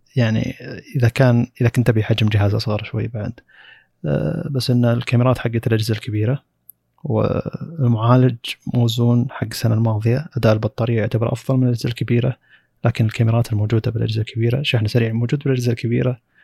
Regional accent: Saudi Arabia; موجود عندنا بالسعوديه

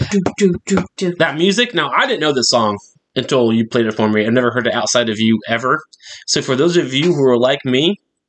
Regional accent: United States; That's what I do as an American.

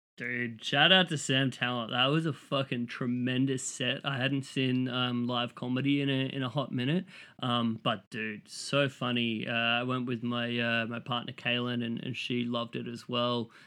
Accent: Australia; as an Australian, like, coming to Chicago

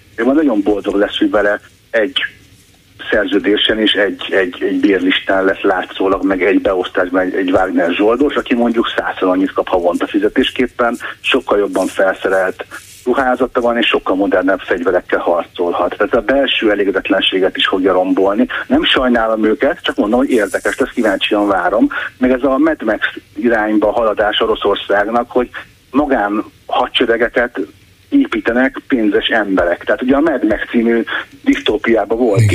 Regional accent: Hungary; én, mint magyar állampolgár

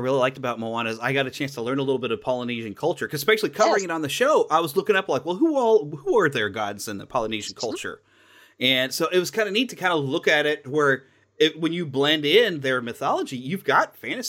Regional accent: Missouri, United States; It's here in my home state of Missouri.

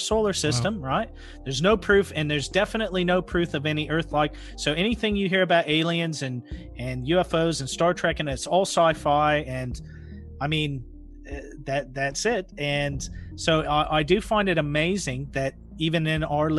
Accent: Pacific Northwest, United States; I grew up in the Pacific Northwest

